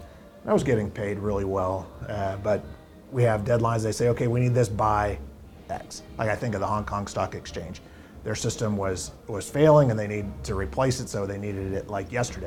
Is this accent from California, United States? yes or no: yes; Southern California, United States; growing up in Southern California, being around the Navy and Marine Corps